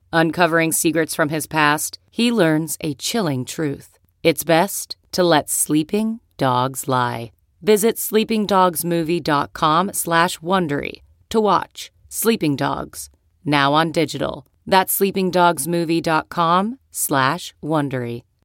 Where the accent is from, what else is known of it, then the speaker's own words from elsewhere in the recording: New York City, New York, United States; I grew up in New York City